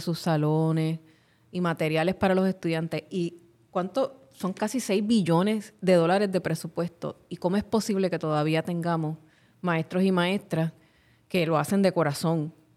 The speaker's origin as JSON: {"language": "Spanish", "town": "Carolina", "country": "Puerto Rico", "tie": "born or raised there", "said": "en mi pueblo de Carolina"}